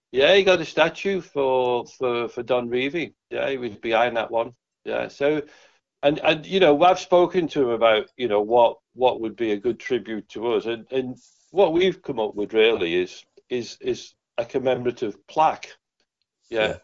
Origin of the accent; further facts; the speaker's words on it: Liverpool, North West England, United Kingdom; I'm from Liverpool.